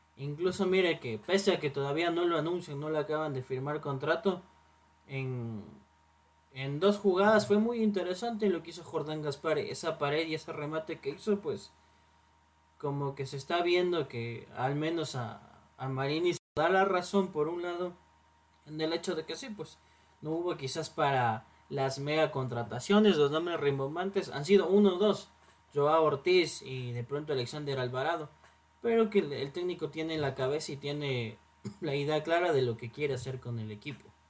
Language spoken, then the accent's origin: Spanish; Ecuador; como somos el país de Manuelito